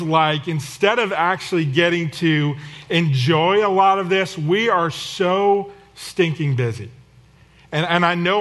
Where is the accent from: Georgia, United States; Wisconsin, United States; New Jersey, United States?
New Jersey, United States; the Northeast; moved away; We're from the Northeast, and when my family gets together in New Jersey